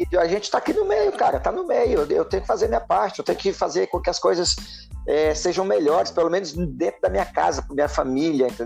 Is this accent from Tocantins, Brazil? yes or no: yes; Tocantins, Brazil; Como como brasileiro, eu gosto do Brasil, amo meu país, entendeu? Eu gosto muito aqui do meu estado, é, é, gosto da minha capital aqui, é quente, pega fogo, mas aqui é bom, é bonito. É Sim. entendeu? É, é, é, é, a capital mais nova do país